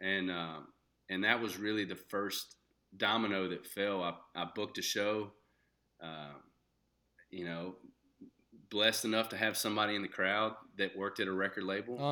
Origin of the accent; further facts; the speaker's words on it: Shreveport, Louisiana, United States; moved away; I was born and raised in Shreveport, Louisiana